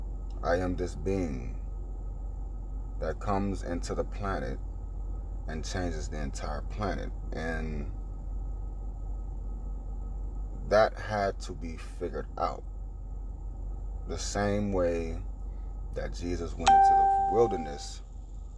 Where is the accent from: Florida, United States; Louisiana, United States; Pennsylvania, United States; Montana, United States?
Florida, United States; Orlando; I was born in Orlando, Florida, in a birthing center